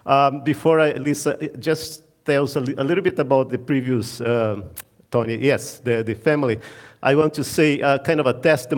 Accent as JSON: {"language": "English", "region": "Amazon", "country": "Brazil", "tie": "born or raised there", "moved": "as an adult", "said": "I'm originally from Brazil. And I'm originally from the Amazon. So I was born and raised 1 degree south of the equator."}